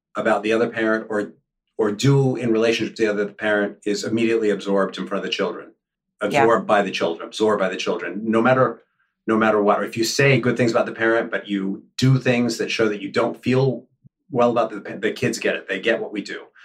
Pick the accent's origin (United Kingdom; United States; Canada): United States; New York City, New York; I grew up in the Upper West Side when it was the Wild Wild West.